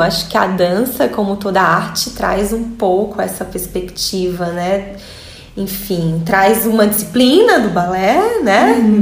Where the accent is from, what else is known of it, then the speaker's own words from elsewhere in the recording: Fortaleza, Ceará, Brazil; moved away as an adult; also born or lived in Salvador, Brazil / France; eu sou de Fortaleza